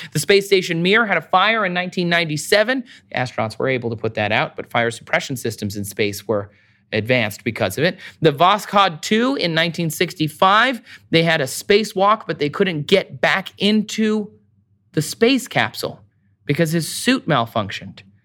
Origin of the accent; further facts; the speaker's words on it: Michigan, United States; I'm from Michigan.